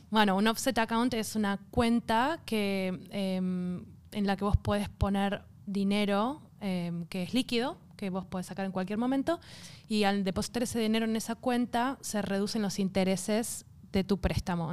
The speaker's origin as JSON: {"language": "Spanish", "country": "Argentina", "moved": "yes", "lives_now": "Australia"}